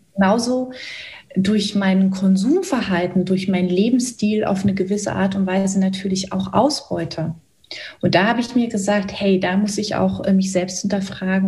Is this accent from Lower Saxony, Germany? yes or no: no; Cottbus, Brandenburg, Germany; also born or lived in Hoyerswerda; Ich bin so Ende der 70er Jahre in Hoyerswerda geboren, bin dann vier Jahre später in Cottbus, das ist in Brandenburg, weiter aufgewachsen